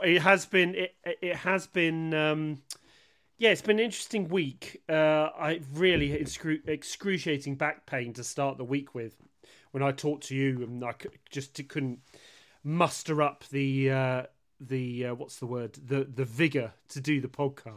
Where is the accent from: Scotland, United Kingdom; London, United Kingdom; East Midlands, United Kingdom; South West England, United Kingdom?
South West England, United Kingdom; West Country; I'm from the West Country and we're very unpronounceable down here